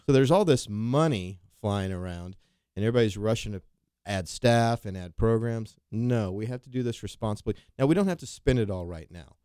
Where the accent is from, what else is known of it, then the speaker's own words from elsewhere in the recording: Wichita, Kansas, United States; I was from Wichita